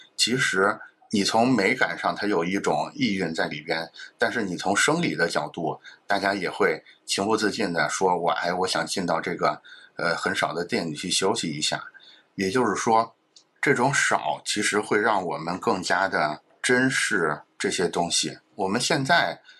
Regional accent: China; 其实我们中国人是很熟悉类似这种氛围的

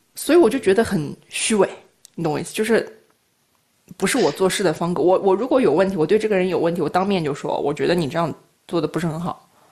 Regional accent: Korla, Xinjiang, China; moved away as an adult; now in Yantai, China; 我就是在那个新疆长大的嘛，然后差不多这次也就五年多没回去了

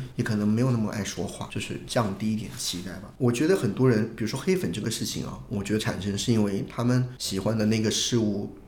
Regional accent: Hunan, China; 我不是山东人，我是湖南人

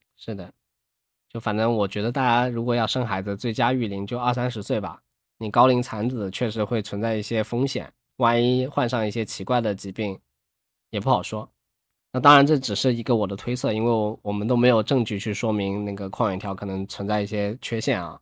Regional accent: a province near Hong Kong, southern China, China; 我是南方人，我就在附近，就周围省， 省份

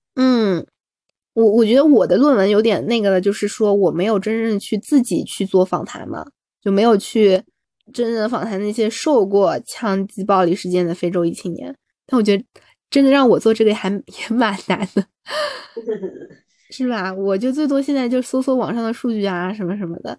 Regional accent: China; 我作为一个中国人

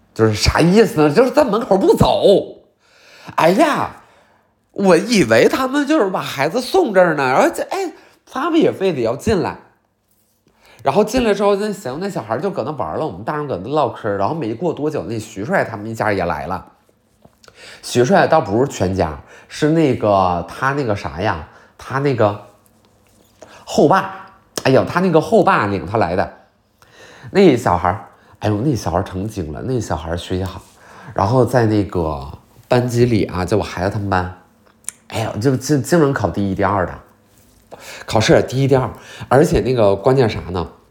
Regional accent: Liaoning, China; 我是辽宁的

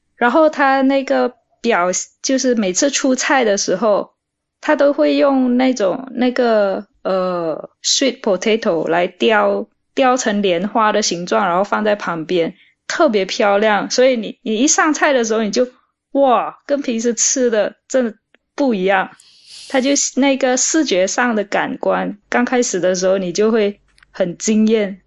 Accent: Malaysia; moved away as an adult; also born or lived in Beijing, China; 我来自马来西亚，我以前在北京念书念了八年

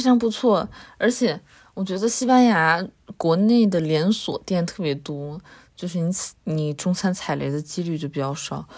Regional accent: northern China, China; moved away; 作为北方人也不是没见过雪哈

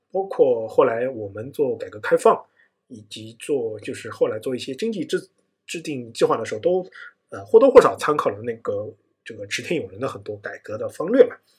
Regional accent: China; 作为我们中国人嘛

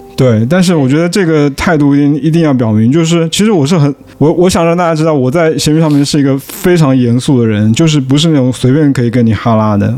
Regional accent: Fuzhou, Fujian, China; moved away; 我就是福州人

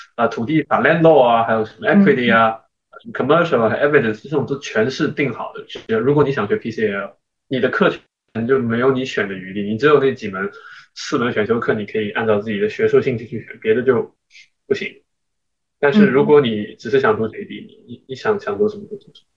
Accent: China; also born or lived in United States / Shanghai; now in Hong Kong; 因为我作为一个中国人

